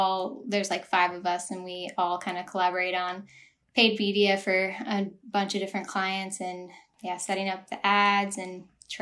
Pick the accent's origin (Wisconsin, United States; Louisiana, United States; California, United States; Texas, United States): Wisconsin, United States; Eau Claire; moved away as an adult; also born or lived in Minneapolis, Minnesota / Arizona; now in Los Angeles, United States; I grew up in Eau Claire for most of my life.